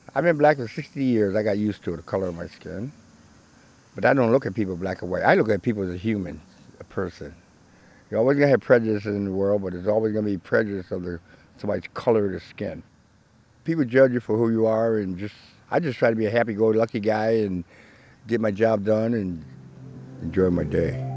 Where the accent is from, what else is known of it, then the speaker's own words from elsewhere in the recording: New Jersey, United States; now in Ithaca, United States; I'm from Newton, New Jersey. We moved here in 1969